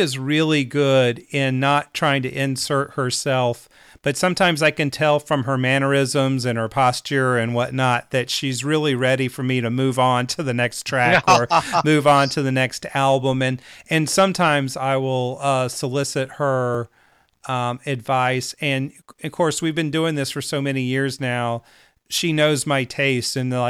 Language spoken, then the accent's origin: English; Charlotte, North Carolina, United States; certainly I heard a lot of country music growing up, a lot of Texas music growing up, even though I was raised in Charlotte, North Carolina.